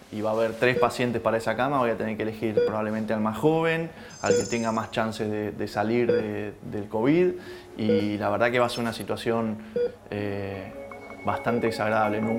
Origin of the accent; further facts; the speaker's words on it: La Plata, Buenos Aires Province, Argentina; soy intensivista eh, del Hospital San Martín de la Plata, eh, soy platense y recién está comenzando mi guardia